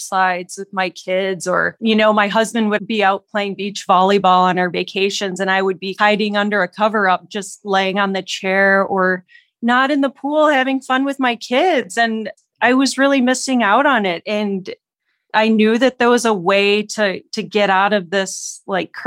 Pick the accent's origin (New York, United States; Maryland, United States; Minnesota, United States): Minnesota, United States; now in Denver, United States; I am living in Denver, Colorado right now. I'm originally from Minnesota